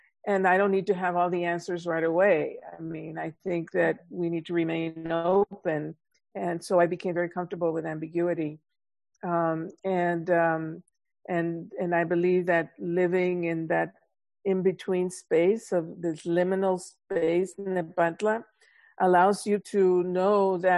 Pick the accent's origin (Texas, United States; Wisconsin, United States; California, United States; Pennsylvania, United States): Texas, United States; Laredo; moved away; also born or lived in Michigan; growing up in Laredo, Texas, early on when Laredo in the, you know, 50s, late 40s, 50s, tremendous poverty there. It still has a lot of poverty, but much more so during that time. It was one of the poorest cities in the nation.